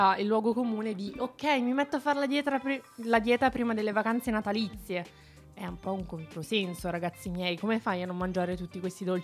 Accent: Molise, Italy; No, sono del Molise. Molise.

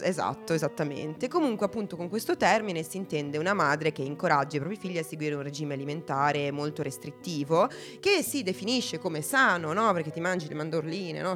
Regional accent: Italy; noi siamo italiani

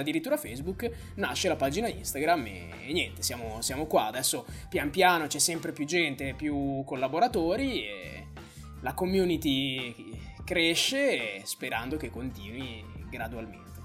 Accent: Bologna, Emilia-Romagna, Italy; io sono di Bologna

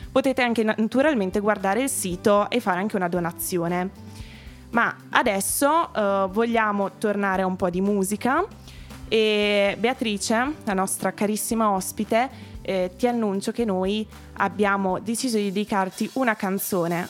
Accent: Emilia-Romagna, Italy; now in Milan, Italy; io sono romagnola

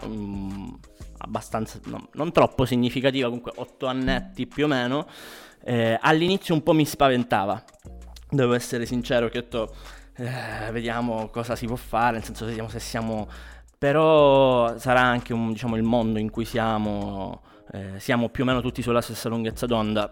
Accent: Catania, Sicily, Italy; moved away as an adult; now in Milan, Italy; io sono di Catania, eh, anche se in realtà mh, mm, mi sono trasferito ormai due annetti, qua, due annetti fa qua a Milano

